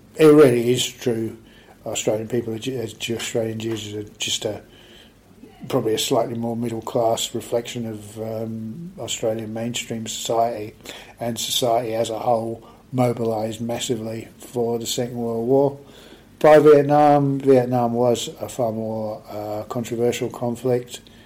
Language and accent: English; Aldershot, South East England, United Kingdom; I grew up in Aldershot in Hampshire in the UK